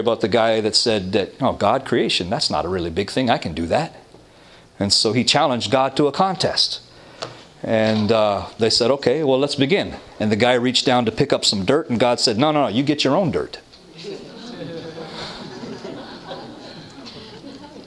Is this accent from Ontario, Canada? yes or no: yes; Toronto, Ontario, Canada; I come from Toronto